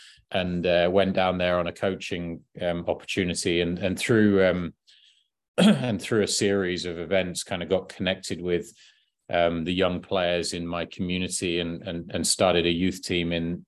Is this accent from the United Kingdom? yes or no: yes; High Wycombe, South East England, United Kingdom; I grew up in High Wycombe, season ticket holder at Wycombe Wanderers